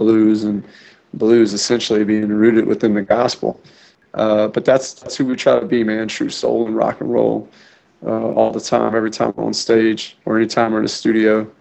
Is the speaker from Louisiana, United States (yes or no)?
yes; New Orleans, Louisiana, United States; moved away; I was born in New Orleans, Louisiana, on the mouth of the Mississippi